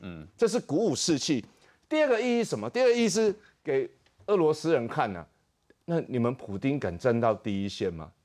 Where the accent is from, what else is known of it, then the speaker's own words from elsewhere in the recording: Taiwan; 我们台湾人